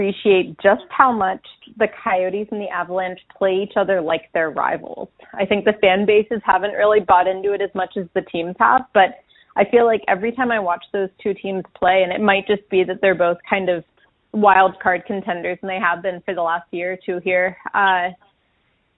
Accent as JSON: {"language": "English", "region": "East Coast", "country": "United States", "tie": "born or raised there", "moved": "yes", "said": "I grew up back on the East Coast"}